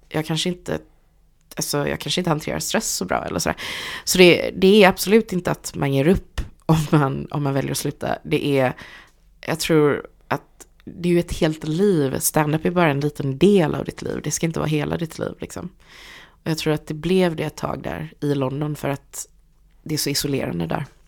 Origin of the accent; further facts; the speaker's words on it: Gothenburg, Västra Götaland, Sweden; jag är från Hammarkullen